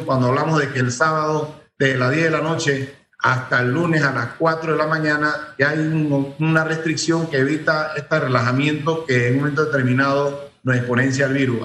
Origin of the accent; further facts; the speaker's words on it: Chiriquí, Panama; como chiriscanos que somos